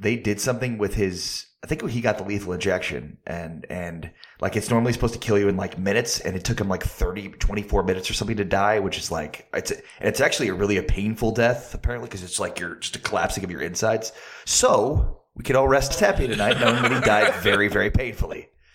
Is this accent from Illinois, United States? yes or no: yes; Chicago, Illinois, United States; I grew up in Chicago in the Chicago suburbs